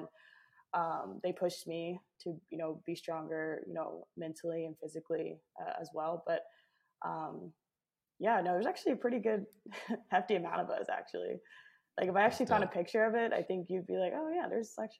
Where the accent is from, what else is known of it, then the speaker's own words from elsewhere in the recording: Colorado, United States; also born or lived in North Carolina / Dallas, Texas; now in Austin, United States; So I grew up in Colorado. I lived there most of my life. And I started playing soccer when I was 4 years old. And so I guess to take it back, I was born in North Carolina, and then I lived in Dallas, Texas.